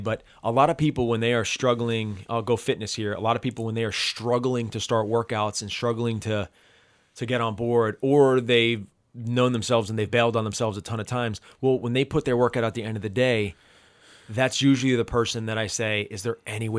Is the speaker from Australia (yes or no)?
no; New Jersey, United States; I love a good diner. I'm from New Jersey.